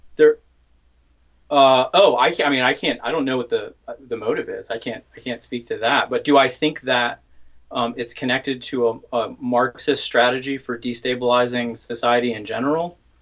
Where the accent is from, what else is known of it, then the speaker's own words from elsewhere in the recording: the South, United States; grew up in the South, as did